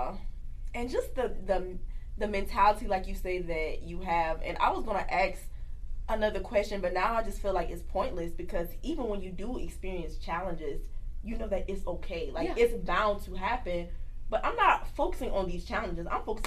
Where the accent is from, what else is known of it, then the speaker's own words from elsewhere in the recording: Kingstree, South Carolina, United States; I'm from King Street, South Carolina, which is a very country small town. And I come from a family that cooks very well.